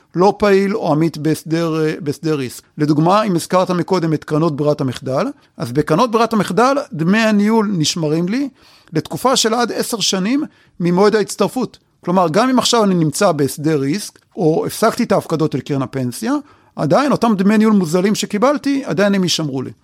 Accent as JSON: {"language": "Hebrew", "country": "Israel", "said": "אצלנו בישראל אנחנו אוהבים להישאר קרובים לבית"}